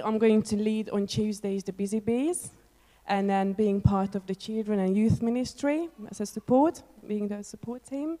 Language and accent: English; Hungary; now in United Kingdom; I'm originally from Hungary, but I've been living in the UK in the past 20 years, almost.